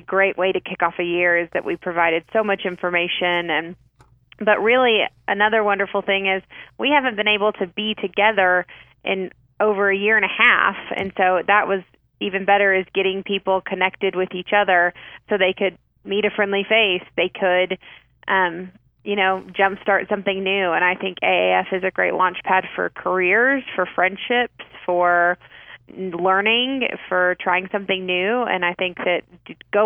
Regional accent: Amarillo, Texas, United States; That's in my hometown of Amarillo. I grew up here.

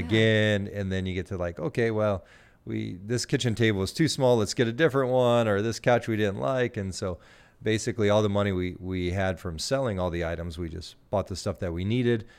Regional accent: Gillespie, Illinois, United States; moved away as an adult; also born or lived in Canada; now in Greenville, United States; I grew up in Gillespie

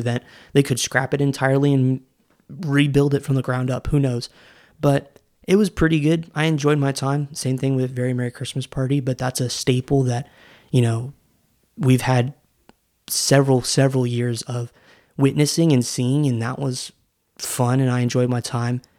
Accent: Orlando, Florida, United States; I grew up in Orlando when Wishes was a thing

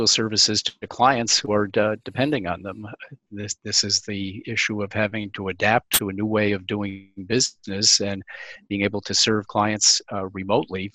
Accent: Albany, New York, United States; I grew up in Albany, New York

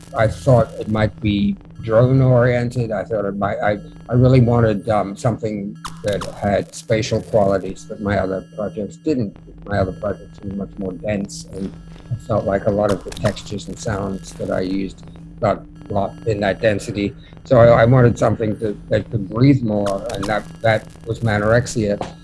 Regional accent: Melbourne, Victoria, Australia; also born or lived in London; now in New York City, United States; I was born in Melbourne, Australia, and I moved to moved from there to London. Uh, lived there for five years, and I moved to New York City

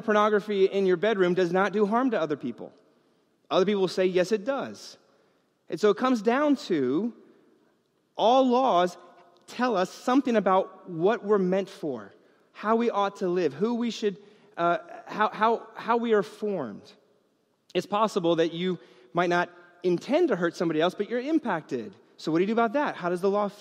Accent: New York, United States; I grew up in New York

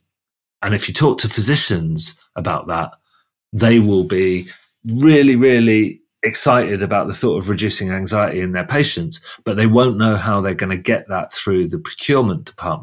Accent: United Kingdom; I'm guessing your listeners have guessed that I'm from the UK just by my accent

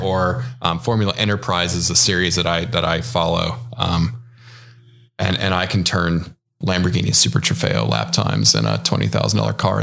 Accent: Midwest, United States; moved away; also born or lived in West Coast; I grew up in the Midwest, even though I'm a, an avid West Coaster now.

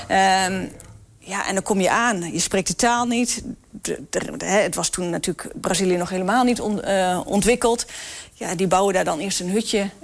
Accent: Netherlands; wij als Nederlanders

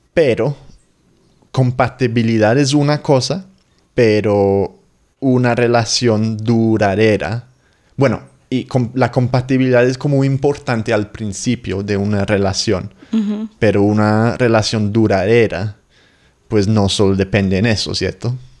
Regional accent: England, United Kingdom; Spanish is a second language

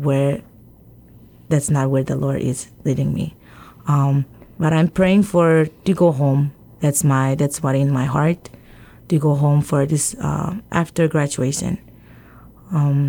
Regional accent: Yap, Micronesia; moved away as an adult; I say I'm from Yap, but basically I'm from the outer island of Yap

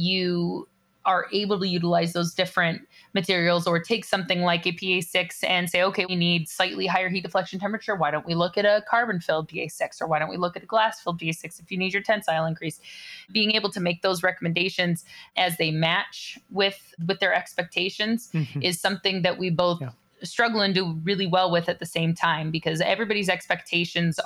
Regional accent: California, United States; I grew up in California

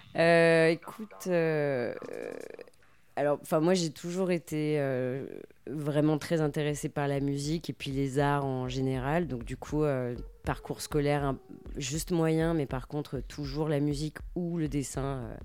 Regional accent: Lyon, Auvergne-Rhône-Alpes, France; je suis lyonnaise d'origine et je vis toujours à Lyon

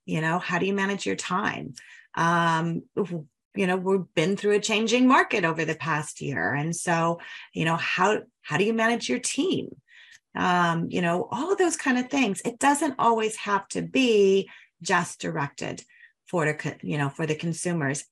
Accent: Denver, Colorado, United States; I'm a Denver girl, grew up there

